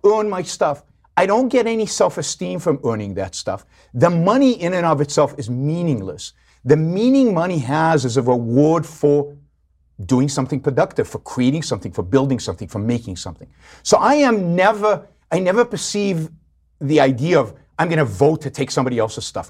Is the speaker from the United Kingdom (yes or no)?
no; Israel; I grew up in Israel.